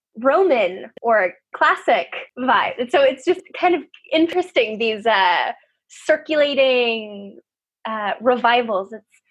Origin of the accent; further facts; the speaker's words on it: United States; I'm American